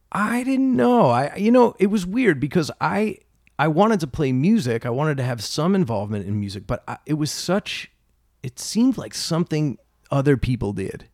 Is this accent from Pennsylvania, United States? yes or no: yes; Philadelphia, Pennsylvania, United States; born and raised in Philly, um, in a little neighborhood named Roxborough